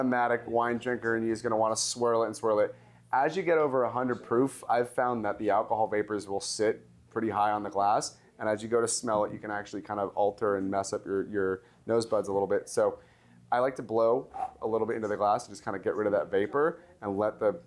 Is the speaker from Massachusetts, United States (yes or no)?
no; Los Angeles, California, United States; this is from my hometown, this is from LA, where I grew up